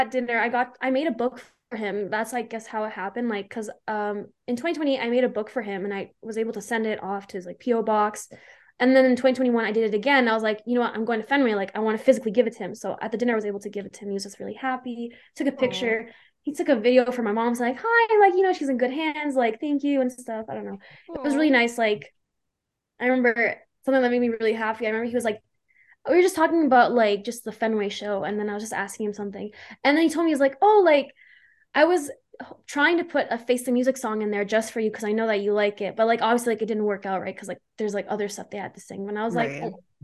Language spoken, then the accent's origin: English; Calgary, Alberta, Canada; my hometown, Calgary